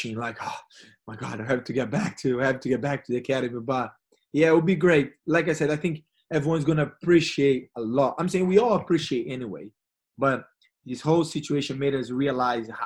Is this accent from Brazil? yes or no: yes; Rio de Janeiro, Brazil; English is a second language; moved away as an adult; now in London, United Kingdom; Brazil is always it's always my hometown. I mean, the place where I grew up, and the same like Rio and all